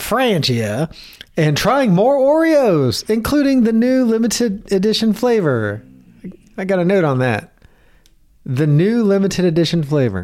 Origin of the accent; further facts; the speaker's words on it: Southern, United States; accent: Southern; my Southern accent